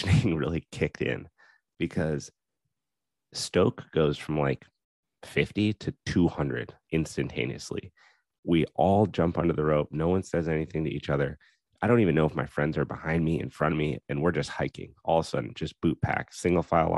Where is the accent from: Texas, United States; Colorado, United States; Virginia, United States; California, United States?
Colorado, United States; Steamboat Springs; in Colorado, growing up in Steamboat, I'm absolutely biased to Steamboat